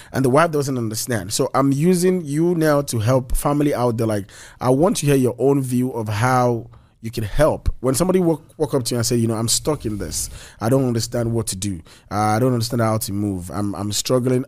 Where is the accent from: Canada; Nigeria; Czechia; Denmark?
Nigeria; now in United States; I'm a Nigerian